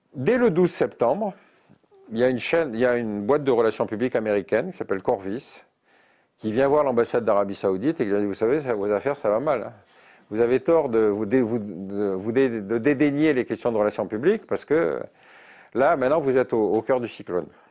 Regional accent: Algeria; moved away; je suis né en Algérie

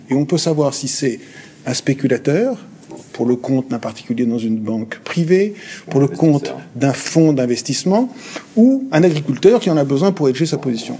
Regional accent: France; quand on est français

